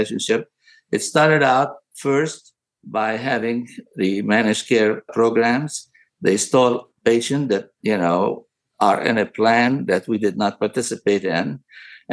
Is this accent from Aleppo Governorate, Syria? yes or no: yes; Aleppo, Aleppo Governorate, Syria; moved away as an adult; also born or lived in Damascus, Syria / Tennessee, United States / St. Louis, United States; now in United States; I was born in Aleppo, Syria, of all places. I went to medical school in Damascus University, came to the United States in 1973 after graduating.